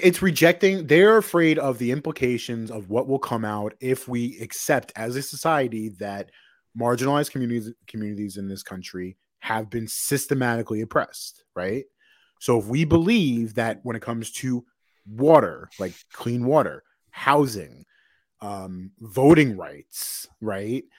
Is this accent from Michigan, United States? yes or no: no; Long Island, New York, United States; We're both from Long Island.